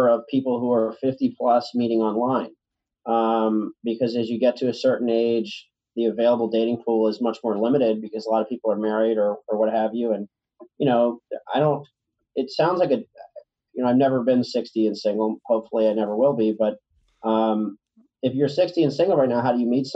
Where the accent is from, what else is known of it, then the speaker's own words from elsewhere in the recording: Richmond, Virginia, United States; now in New York, United States; I'm from Richmond, Virginia.